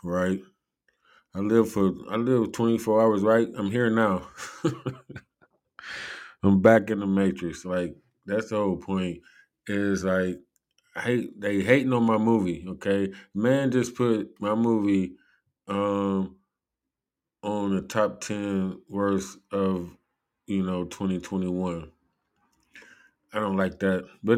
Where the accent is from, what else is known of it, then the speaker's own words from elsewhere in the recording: United States; I am an American